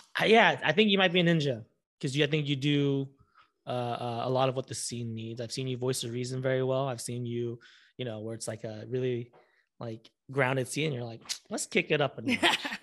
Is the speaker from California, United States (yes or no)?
yes; Orange County, California, United States; moved away as an adult; now in Los Angeles, United States; I'm originally from Orange County